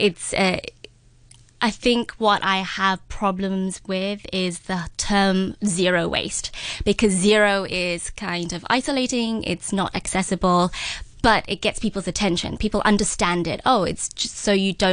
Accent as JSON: {"language": "English", "region": "London", "country": "United Kingdom", "tie": "born or raised there", "moved": "yes", "said": "I grew up in London"}